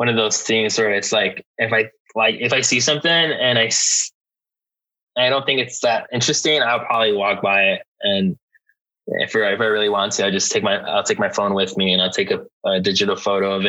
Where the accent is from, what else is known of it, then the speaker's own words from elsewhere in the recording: Lynwood, California, United States; Linwood is like the small city that I grew up in. It's a small city in LA, right next to Compton